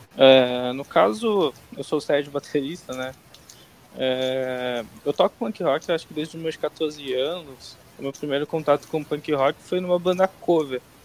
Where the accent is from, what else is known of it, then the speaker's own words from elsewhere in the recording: Santarém, Pará, Brazil; now in São Paulo, Brazil; que eu não sou de São Paulo, inclusive, sou de Santarém lá no Pará.